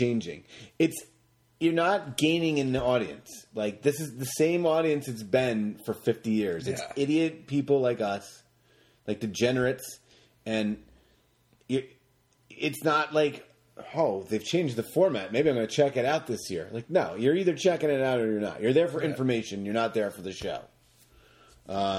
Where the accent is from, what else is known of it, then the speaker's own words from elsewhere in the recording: Atlantic Northeast, United States; we're from the Atlantic Northeast?